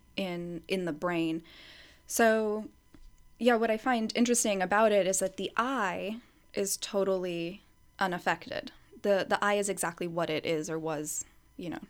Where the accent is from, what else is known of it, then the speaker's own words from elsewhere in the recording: United States; I was born and raised in the U S